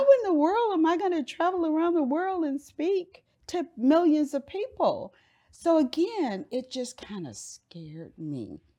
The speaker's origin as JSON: {"language": "English", "town": "Miami", "region": "Florida", "country": "United States", "tie": "born or raised there", "moved": "yes", "lives_now": "Dallas, United States", "said": "I grew up in Miami, Florida"}